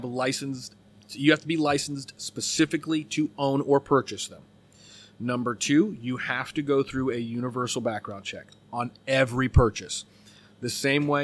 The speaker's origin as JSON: {"language": "English", "country": "United States", "said": "we have as American citizens"}